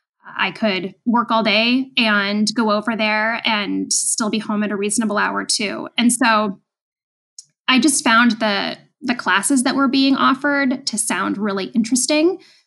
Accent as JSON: {"language": "English", "region": "New England", "country": "United States", "tie": "born or raised there", "said": "And I mean, I grew up in New England. I understand the stock exchange. It was a lot closer to home."}